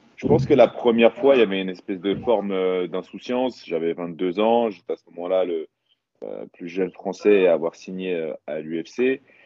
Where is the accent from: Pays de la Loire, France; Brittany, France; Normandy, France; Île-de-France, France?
Île-de-France, France; Paris; chez moi à Paris